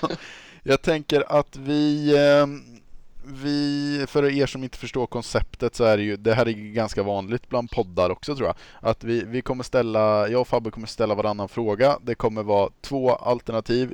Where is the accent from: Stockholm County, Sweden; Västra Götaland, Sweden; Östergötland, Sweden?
Östergötland, Sweden; accent: östgötska